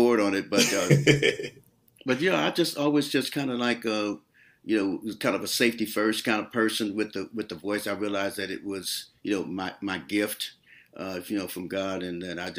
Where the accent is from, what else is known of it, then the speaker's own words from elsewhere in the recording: Oakland, California, United States; also born or lived in Arkansas; I grew up in Oakland. I was born in 45, so I came out here probably like 40, 46, 47